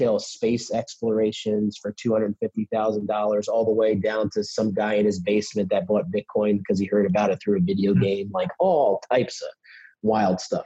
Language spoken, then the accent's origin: English; Pennsylvania, United States; I'm from Pennsylvania